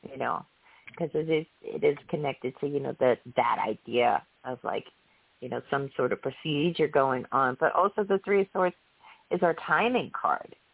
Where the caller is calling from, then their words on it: Florida, United States; I'm calling from Florida